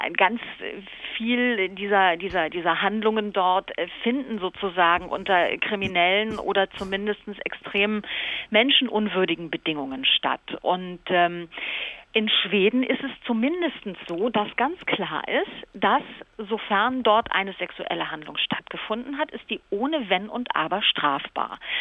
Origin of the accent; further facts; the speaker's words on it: Cologne, North Rhine-Westphalia, Germany; bei uns in Köln